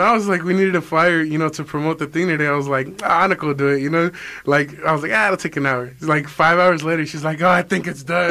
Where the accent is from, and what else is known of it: Culiacan, Sinaloa, Mexico